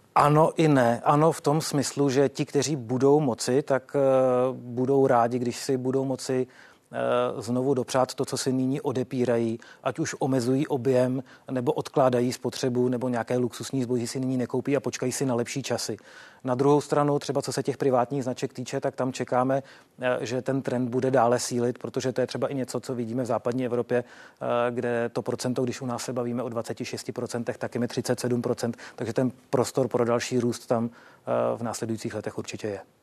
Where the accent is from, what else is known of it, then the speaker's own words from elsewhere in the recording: Czechia; jako Češi